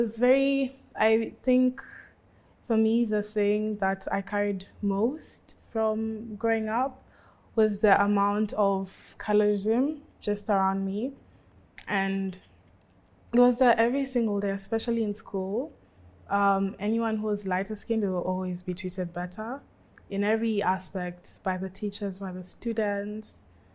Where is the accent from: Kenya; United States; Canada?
Kenya; Nairobi; I was born in Nairobi, grew up in Nairobi.